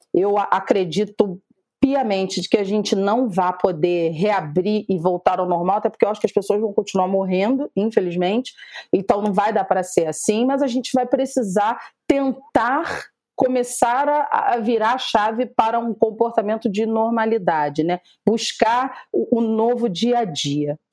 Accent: Rio de Janeiro, Brazil; estamos enquanto cariocas

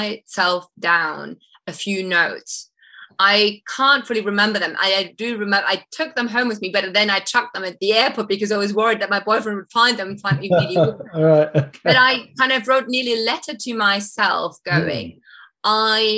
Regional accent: Munich, Bavaria, Germany; moved away as an adult; my hometown of Munich

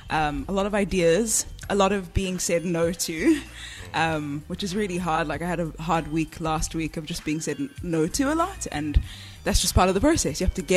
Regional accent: Johannesburg, Gauteng, South Africa; I'm from Joburg.

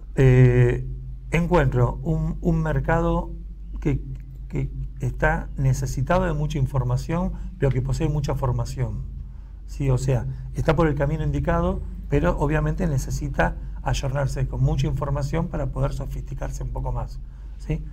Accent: Buenos Aires, Argentina; nosotros que somos de Buenos Aires

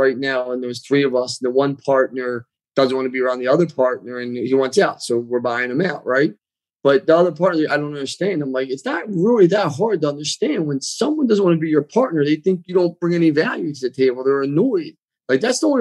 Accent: Philadelphia, Pennsylvania, United States; accent: like Rocky Balboa; also born or lived in Bucks County, Pennsylvania; I grew up in Northeast Philly, then Bucks County

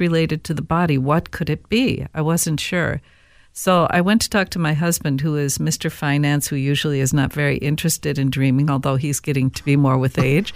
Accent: Saint Paul, Minnesota, United States; growing up in Saint Paul

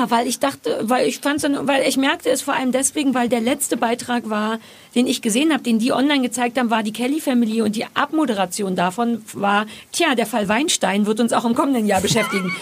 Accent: Berlin, Germany; als Berliner und als Ossi

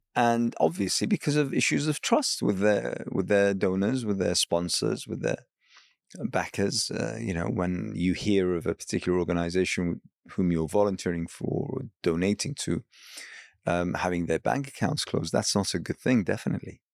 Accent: Iraq; I hail from Iraq

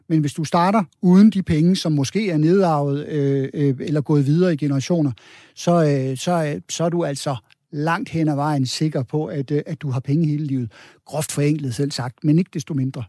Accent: Denmark; vi som danskere

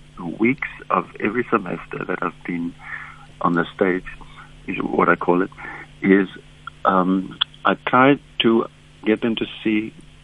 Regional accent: Cape Town, Western Cape, South Africa; I'm from Bontheville

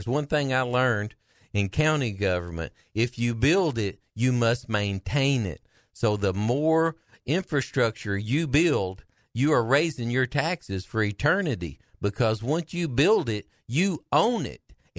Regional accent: Mountain View, Arkansas, United States; I'm from Mountain View.

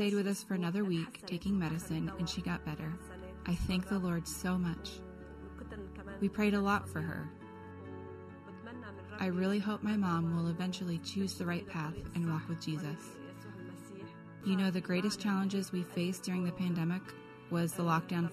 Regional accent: Afrin, Aleppo Governorate, Syria; moved away as an adult; now in Lebanon; I am Kurdish Syrian from Afrin

